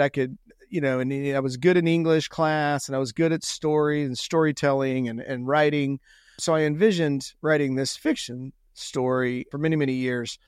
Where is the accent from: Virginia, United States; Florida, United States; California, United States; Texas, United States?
Texas, United States; Houston; I grew up south of Houston, Texas, in a little blue collar neighborhood called Sagemont